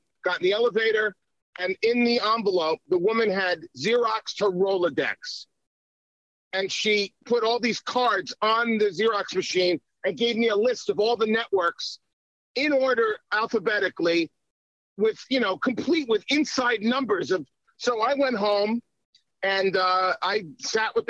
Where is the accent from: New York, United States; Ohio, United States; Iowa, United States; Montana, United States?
New York, United States; Long Island; also born or lived in Miami Beach, Florida; now in Florida, United States; my whole life growing up in New York, which is where I grew up in Long Island first